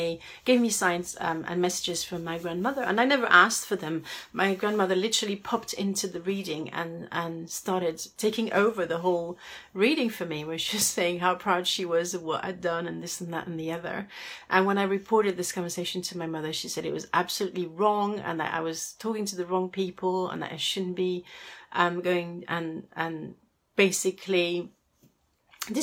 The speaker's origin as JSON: {"language": "English", "town": "Paris", "region": "Île-de-France", "country": "France", "said": "I come from Paris, where finding a parking space can be a bit of a headache"}